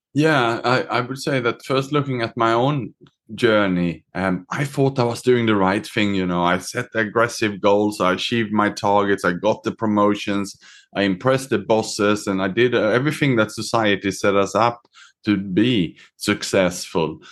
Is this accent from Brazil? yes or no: no; Sweden; moved away; also born or lived in Australia / Southeast Asia; I was born myself in Sweden. I was educated in Australia